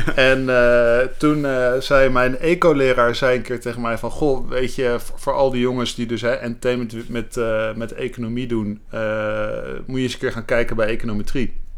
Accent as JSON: {"language": "Dutch", "town": "The Hague", "region": "South Holland", "country": "Netherlands", "tie": "born or raised there", "also_born_or_lived": "Rotterdam", "moved": "as an adult", "lives_now": "Amsterdam, Netherlands", "said": "ik ben geboren en getogen in Den Haag."}